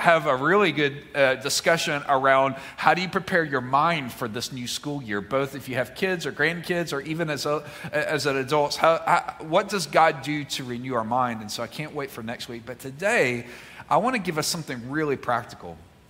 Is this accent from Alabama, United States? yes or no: no; Mississippi, United States; moved away; because I'm from Mississippi and that's the way you preach over there.